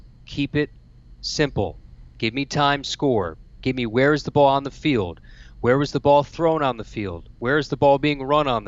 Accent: New Jersey, United States; now in Gainesville, United States; I'm from New Jersey

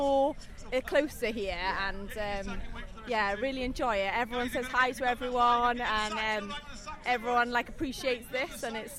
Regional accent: United Kingdom; moved away as an adult; now in Whitlands; Yeah, I'm from Halford West originally, yeah. But I bought my house in Whitlands over 2 years ago now.

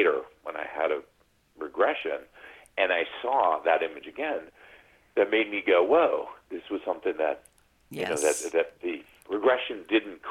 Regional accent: New England, United States; moved away as an adult; now in California, United States; we were some Catholic kids growing up in New England

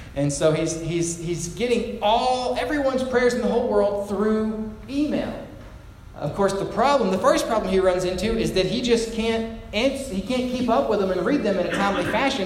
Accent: United States; as an American

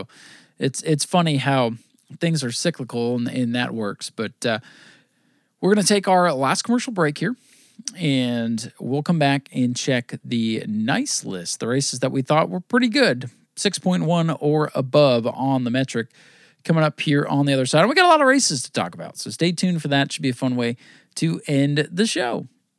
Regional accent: Maine, United States; born there; also born or lived in Vermont; I was born in Maine, lived in Vermont.

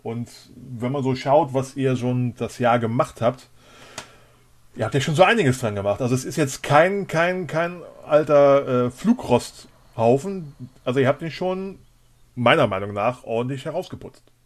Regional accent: Germany; moved away; also born or lived in Cologne; ich komme ursprünglich aus der Nähe von der Luxemburger Grenze, da sagt man Moin.

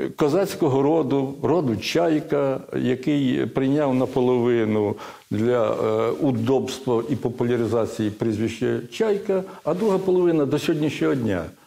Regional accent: Ukraine

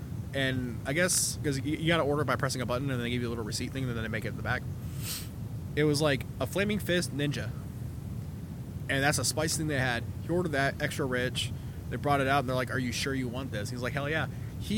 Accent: Midwest, United States; I'm just from the Midwest.

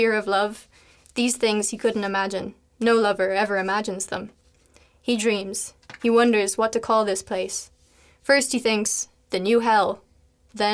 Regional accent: Ireland; first language English; moved away as an adult; now in Leuven, Belgium; I'm from Ireland, and I've come to Leuven to study

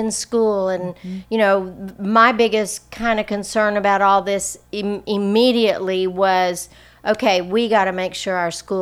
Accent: Lubbock, Texas, United States; I grew up in Lubbock

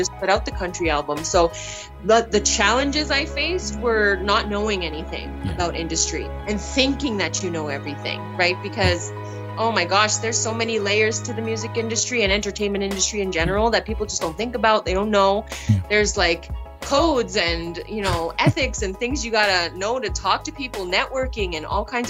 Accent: Alberta, Canada; also born or lived in Treaty 8 territory, northern Alberta / Edmonton; I've been born and raised in Alberta all my life and currently based in Edmonton, been here for the past 10 years

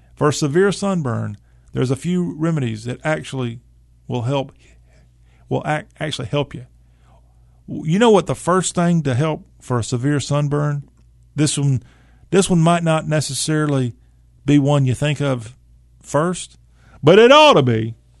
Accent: Lexington, South Carolina, United States; In South Carolina, my hometown, Lexington

